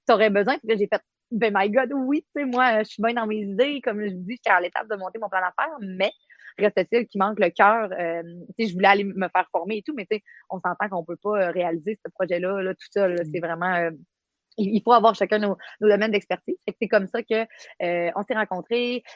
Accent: Quebec, Canada; moved away as an adult; also born or lived in Côte-Nord, Quebec; now in Baie-Comeau, Canada; Je viens euh, du Saguenay-Lac-Saint-Jean. J'ai fait mes études là-bas comme euh, policière

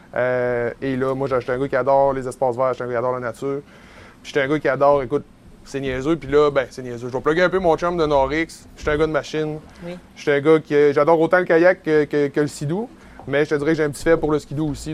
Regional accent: Côte-Nord, Quebec, Canada; quand on était jeune, puis qu'on a grandi sur la Côte-Nord

